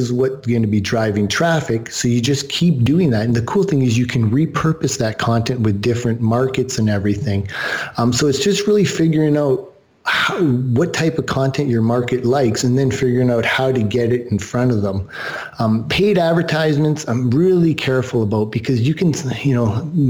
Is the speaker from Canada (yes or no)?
yes; Canada; I'm Canadian